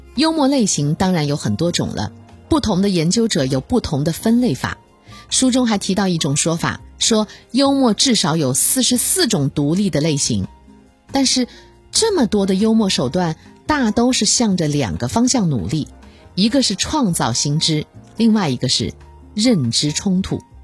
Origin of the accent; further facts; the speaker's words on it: China; 我们中国人